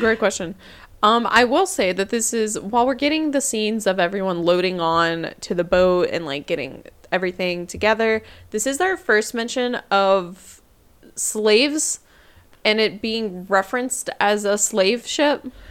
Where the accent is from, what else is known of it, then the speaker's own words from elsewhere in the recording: United States; I am American.